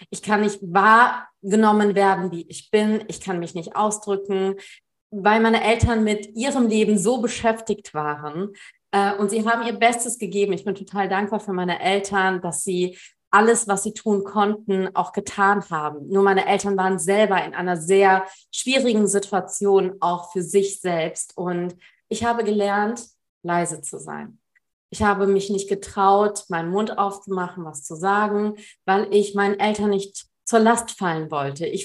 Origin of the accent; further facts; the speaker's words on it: Germany; born there; Also ich bin in Deutschland geboren.